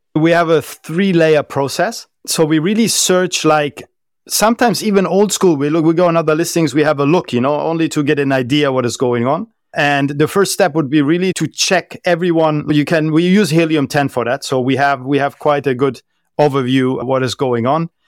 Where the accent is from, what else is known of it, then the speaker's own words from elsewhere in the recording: Germany; first language German; English is a second language; moved away as an adult; also born or lived in France / southern Spain / Malaysia / United Arab Emirates; I was born and raised in Germany, lived there until I was twenty, twenty-one years old